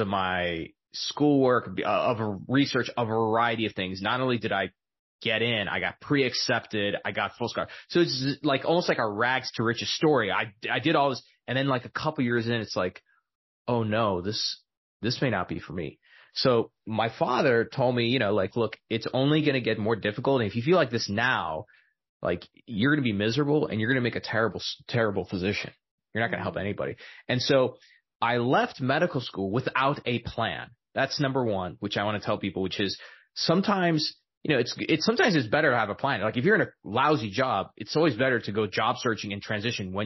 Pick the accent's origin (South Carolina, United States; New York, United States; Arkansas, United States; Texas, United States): Texas, United States; El Paso; I was born and raised in El Paso, Texas